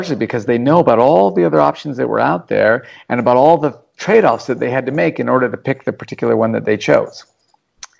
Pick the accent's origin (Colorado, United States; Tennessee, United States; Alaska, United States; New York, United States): Alaska, United States; Anchorage; now in Australia; When I grew up in Alaska